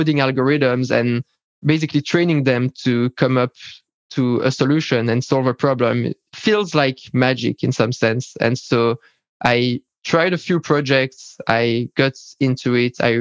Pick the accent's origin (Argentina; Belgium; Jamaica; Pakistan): Belgium; I'm from Belgium